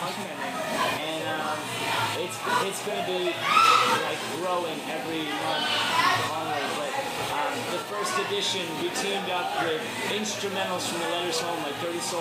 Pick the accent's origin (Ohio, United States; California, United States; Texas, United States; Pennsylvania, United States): Pennsylvania, United States; Philadelphia; I'm from Philly.